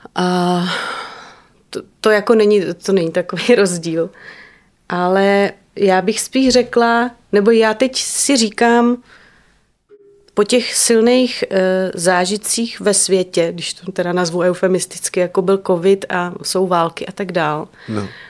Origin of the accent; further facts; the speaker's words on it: Liberec, Liberec Region, Czechia; now in Prague, Czechia; jsem to měla třeba já v dětství, že jsem v Liberci prostě znala eh, každou chodbičku